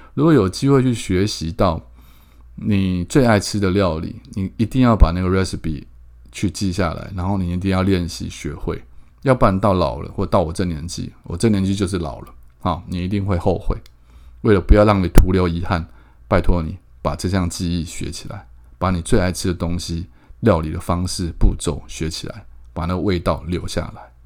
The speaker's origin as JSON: {"language": "Chinese", "town": "Keelung", "country": "Taiwan", "tie": "born or raised there", "said": "我家，我从小就是，我在孝山路七十九巷长大的"}